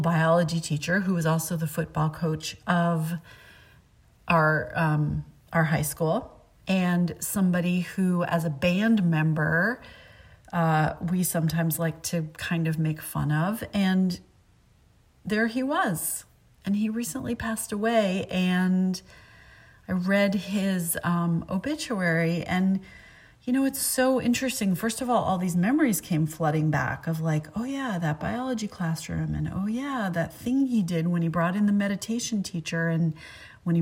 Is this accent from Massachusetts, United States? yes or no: yes; Concord, Massachusetts, United States; growing up in Concord, Massachusetts, and especially being a kid like 8, 9, 10